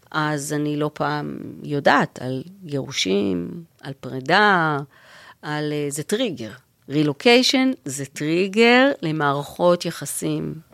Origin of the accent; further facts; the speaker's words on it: Israel; moved away; אני באה ממשפחה דתית, אה, אבא שלי חובש כיפה, ו... וכשאנחנו נסענו מישראל